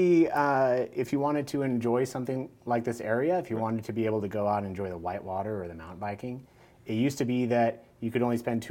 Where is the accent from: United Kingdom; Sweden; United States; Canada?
United States; Kernville, California; moved away as an adult; also born or lived in Sacramento; I was born outside of the Valley, but my family moved back when I was about 2. So as far as I can remember, I've always been here.